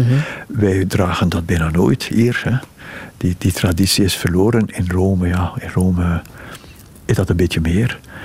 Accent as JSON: {"language": "Dutch", "town": "Ghent", "region": "Flanders", "country": "Belgium", "tie": "born or raised there", "also_born_or_lived": "Brussels", "moved": "as an adult", "said": "ik ben in Gent geboren"}